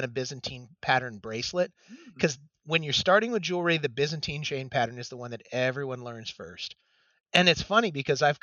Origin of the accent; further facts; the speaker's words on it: Michigan, United States; moved away; I'm originally from Michigan